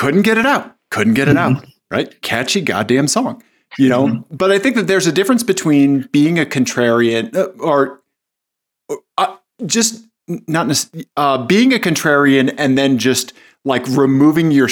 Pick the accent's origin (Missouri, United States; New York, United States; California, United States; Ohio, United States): Missouri, United States; Kansas City; I'm from Kansas City, Missouri